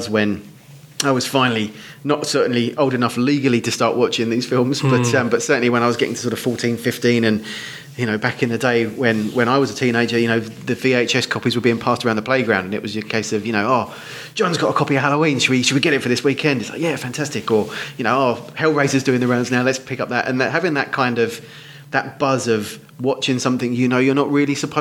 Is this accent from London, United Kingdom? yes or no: no; Hertfordshire, East of England, United Kingdom; also born or lived in Essex; now in Dunmow, United Kingdom; I was born in Essex and grew up in leafy Hertfordshire.